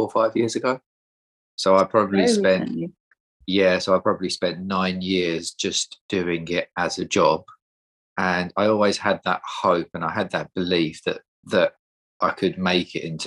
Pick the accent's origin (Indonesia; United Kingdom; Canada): United Kingdom; Essex, East of England; also born or lived in Sheffield; I am from Essex, but I work in North London at the minute